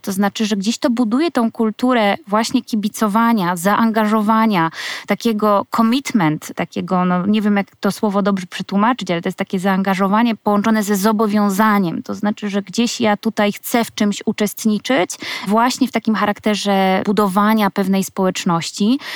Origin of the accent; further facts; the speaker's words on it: Słupsk, Pomeranian Voivodeship, Poland; ja pochodzę ze Słupska